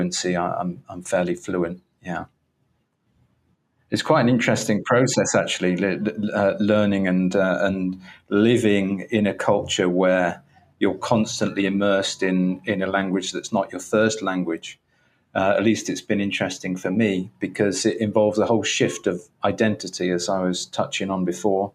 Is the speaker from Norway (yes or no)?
no; England, United Kingdom; moved away as an adult; now in Cuernavaca, Mexico; I've decided that I've actually gone forth from being English. So although I still have a British passport